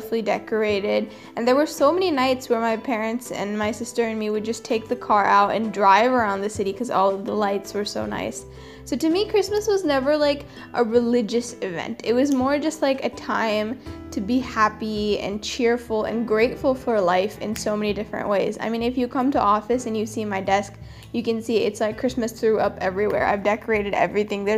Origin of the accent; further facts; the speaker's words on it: California, United States; now in Chennai, India; growing up in California